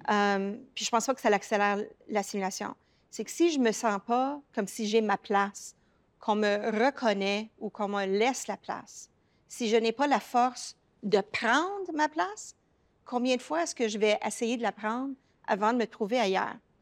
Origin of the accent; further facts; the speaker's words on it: Toronto, Ontario, Canada; accent: francophone accent of the Greater Toronto Area; mon accent, moi, révèle que j'ai surtout grandi dans la région du Grand Toronto. Ce n'est pas un accent anglophone, c'est un accent francophone du Grand Toronto.